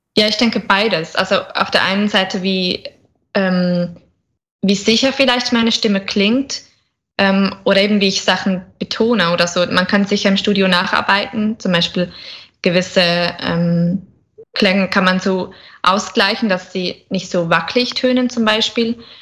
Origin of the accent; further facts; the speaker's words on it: Switzerland; ich komme aus der Schweiz